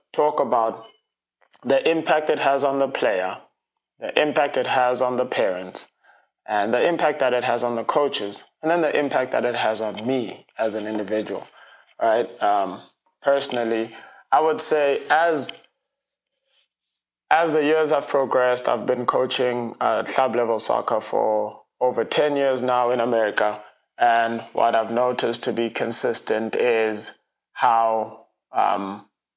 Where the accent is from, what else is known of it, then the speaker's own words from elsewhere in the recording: South Africa; now in United States; I'm an international, I'm from South Africa